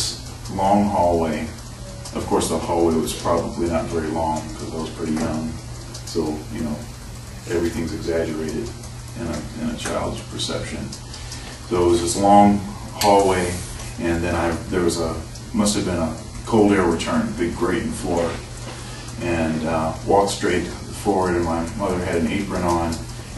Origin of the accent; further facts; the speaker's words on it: Eaton Rapids, Michigan, United States; now in Columbus, United States; I was actually born in Columbus, but then my dad's job moved us to pretty close to Lansing, Michigan, which is in the center of the state. And I grew up in Eaton Rapids, actually